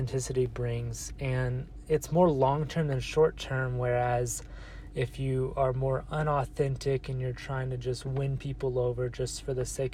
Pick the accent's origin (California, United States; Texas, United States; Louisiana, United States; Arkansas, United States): Texas, United States; moved away as an adult; now in Colorado, United States; currently I'm in Colorado because I was born in Texas. So my whole life I've lived in this 30-45 minute area